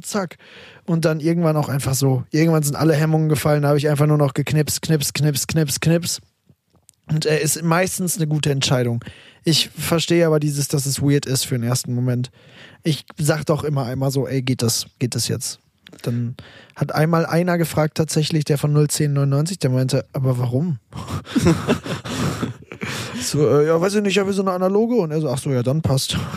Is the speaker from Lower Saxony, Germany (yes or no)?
no; Münster, North Rhine-Westphalia, Germany; moved away as an adult; now in Berlin, Germany; ich komme ja aus Münster und meine Eltern wohnen auch noch in Münster